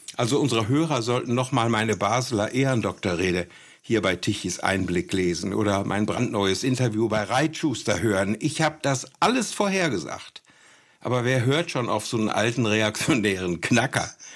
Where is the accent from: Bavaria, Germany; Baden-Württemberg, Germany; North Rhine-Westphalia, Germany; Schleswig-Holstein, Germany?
North Rhine-Westphalia, Germany; Münster; hier in Münster, meiner Heimat